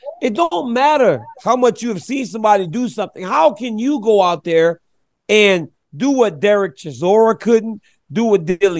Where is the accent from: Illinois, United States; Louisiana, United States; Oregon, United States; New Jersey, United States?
Louisiana, United States; Lafayette; we grew up in Lafayette, and mom house was a small house on Martha Street. Shotgun house on Martha Street.